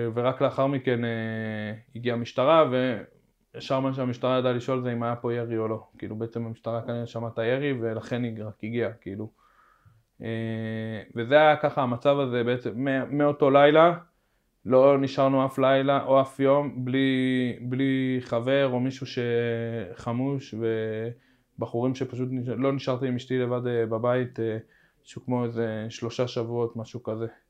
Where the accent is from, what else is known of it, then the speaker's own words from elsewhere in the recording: Jerusalem, Jerusalem District, Israel; also born or lived in Nahalat Shimon, Jerusalem; אני מהר חומה